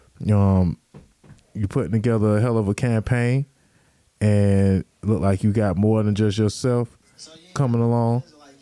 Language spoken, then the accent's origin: English; Florida, United States; I'm from Florida